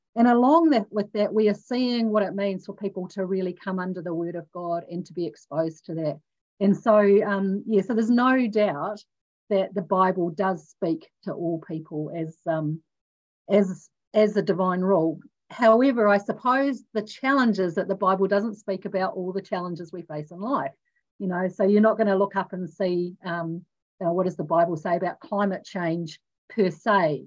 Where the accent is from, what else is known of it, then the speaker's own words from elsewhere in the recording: New Zealand; also born or lived in Australia; being a New Zealander, being in New Zealand, having also trained in the Salvation Army in Australia